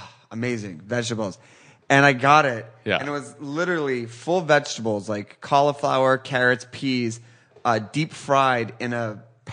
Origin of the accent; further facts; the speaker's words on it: outside Philadelphia, Pennsylvania, United States; Right outside Philadelphia.